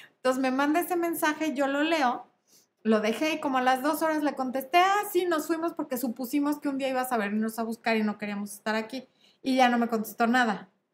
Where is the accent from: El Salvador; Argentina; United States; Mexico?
Mexico; Mexico City; yo soy de la Ciudad de México